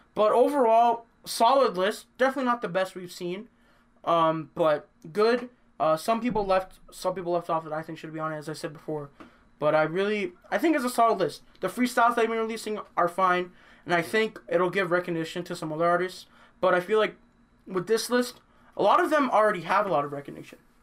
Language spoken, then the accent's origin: English; Canada; we're from Canada